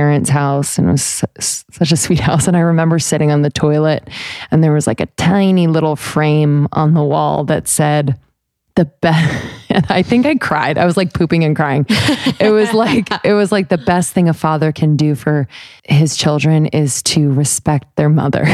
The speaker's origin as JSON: {"language": "English", "country": "United States", "said": "I love being an American"}